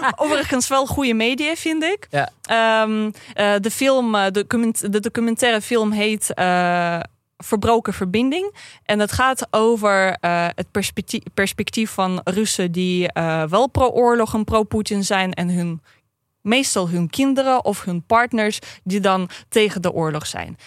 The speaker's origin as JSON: {"language": "Dutch", "region": "Saint Petersburg", "country": "Russia", "tie": "born or raised there", "second_language": "Dutch", "moved": "as an adult", "lives_now": "Netherlands", "said": "Ik kom uit Sint-Petersburg vandaan"}